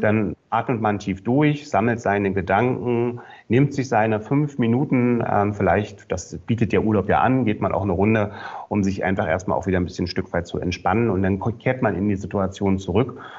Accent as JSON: {"language": "German", "region": "Berlin", "country": "Germany", "said": "ich komme ja aus Berlin"}